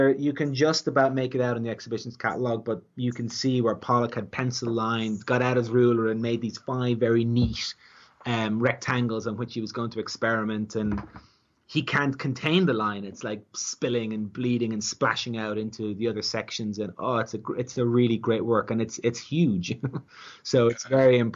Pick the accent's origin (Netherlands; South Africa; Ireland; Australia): Ireland; as an Irishman